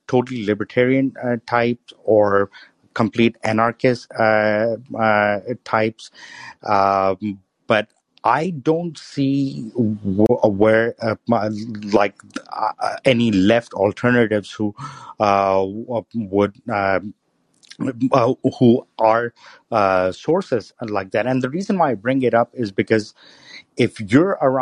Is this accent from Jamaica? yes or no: no; Pakistan; moved away as an adult; now in United States; when I was growing up in Pakistan, my house was right next to the Russian consulate